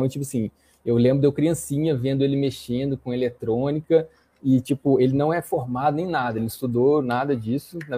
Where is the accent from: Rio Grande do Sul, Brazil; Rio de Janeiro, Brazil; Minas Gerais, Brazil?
Minas Gerais, Brazil; Juiz de Fora; born there; now in Belo Horizonte, Brazil; Hoje, eu estou morando em BH, na verdade. Eu nasci em Juiz de Fora e vim para cá para trabalhar.